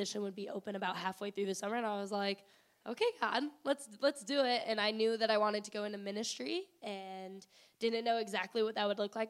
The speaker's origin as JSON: {"language": "English", "town": "Cambridge", "region": "Illinois", "country": "United States", "also_born_or_lived": "Macomb, Illinois", "moved": "as an adult", "lives_now": "Springfield, United States", "said": "Originally Cambridge, Illinois, which is near the Quad Cities"}